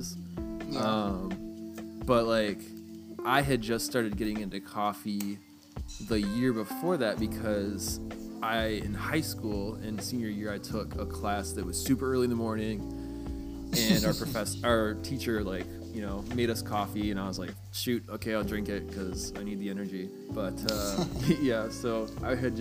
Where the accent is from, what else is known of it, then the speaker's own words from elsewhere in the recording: Michigan, United States; I'm from Michigan, so I went back home for the weekend